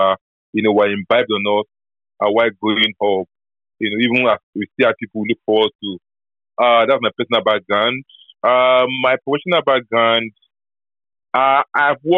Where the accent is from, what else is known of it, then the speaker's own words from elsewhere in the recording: Offa, Kwara, Nigeria; growing up in an environment like Ofa, which is, you know, some sort of semi-urban environment